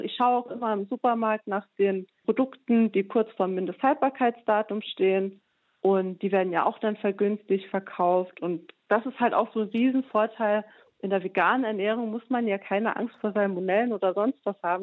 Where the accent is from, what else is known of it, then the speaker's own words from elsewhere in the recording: Saarbrücken, Saarland, Germany; meine Heimatstadt in Saarbrücken